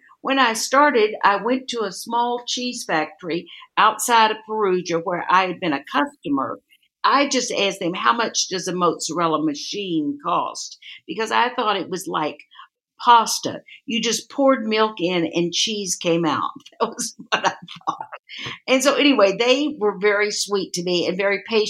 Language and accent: English; Texas, United States; I was from Texas.